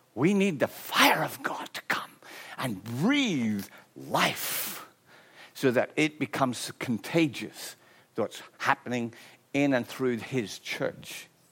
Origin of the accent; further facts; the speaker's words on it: Ireland; I'm Irish